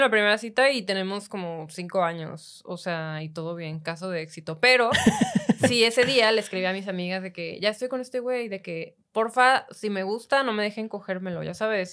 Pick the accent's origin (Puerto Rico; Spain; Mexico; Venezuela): Mexico; Cancún, Quintana Roo; Yo de Cancún